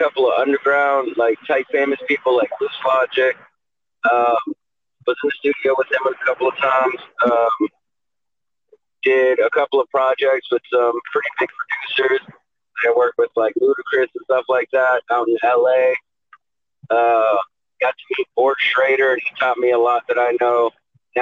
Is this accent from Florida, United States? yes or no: yes; Fort Lauderdale, Florida, United States; moved away; also born or lived in Orlando / Houston / California; I was born in Fort Lauderdale, Florida